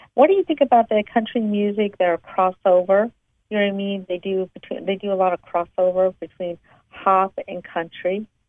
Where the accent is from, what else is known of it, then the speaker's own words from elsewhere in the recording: East Coast, United States; I'm from the East Coast